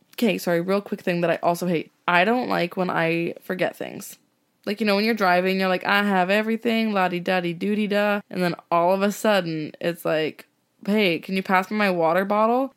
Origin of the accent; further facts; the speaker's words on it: Okanagan, British Columbia, Canada; moved away; I'm from the Okanagan, and I made Lindsay come out last year with me to meet my family